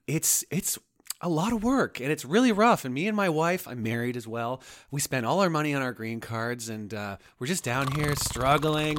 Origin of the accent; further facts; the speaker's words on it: Toronto, Ontario, Canada; moved away; I'm from Toronto